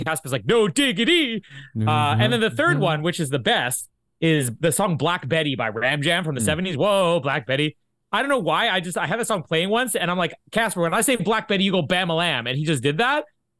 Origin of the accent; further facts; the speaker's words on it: Winnipeg, Manitoba, Canada; also born or lived in Vita, Manitoba / LaSalle, Manitoba; and then came back to Winnipeg. I was born in Winnipeg.